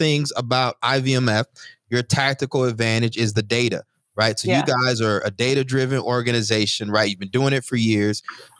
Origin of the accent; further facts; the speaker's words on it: College Station, Texas, United States; I'm from College Station, by the way.